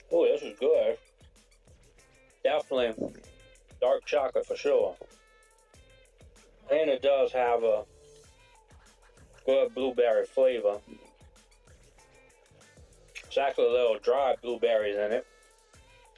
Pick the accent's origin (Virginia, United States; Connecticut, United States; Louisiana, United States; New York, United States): Louisiana, United States; Thibodaux; I'm from Thibodaux, Louisiana